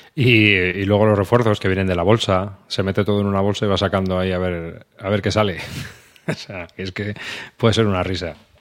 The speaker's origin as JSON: {"language": "Spanish", "region": "central Spain", "country": "Spain", "said": "para los que somos del centro de España, que solo hablamos un idioma"}